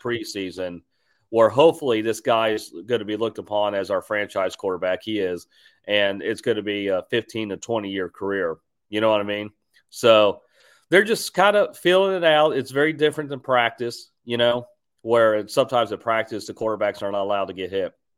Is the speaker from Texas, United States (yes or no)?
yes; Houston, Texas, United States; I'm from Houston